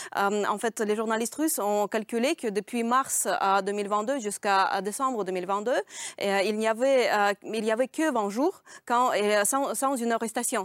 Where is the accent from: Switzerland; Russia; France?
Russia; Saint Petersburg; born or raised there; French is a second language; moved away